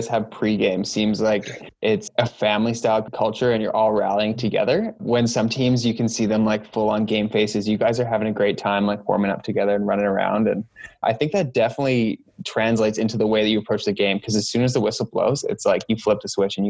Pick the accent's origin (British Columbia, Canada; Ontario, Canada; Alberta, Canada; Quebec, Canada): British Columbia, Canada; Victoria; And I grew up in Victoria, coming past the field hockey pitch all the time.